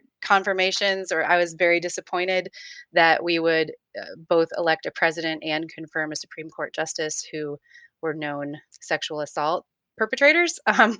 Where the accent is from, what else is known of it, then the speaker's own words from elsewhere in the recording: United States; the way that I was raised in America as a girl